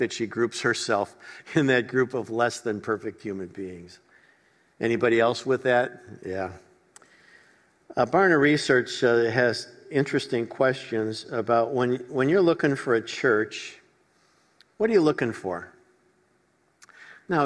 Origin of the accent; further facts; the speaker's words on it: Chicago, Illinois, United States; I grew up in Chicago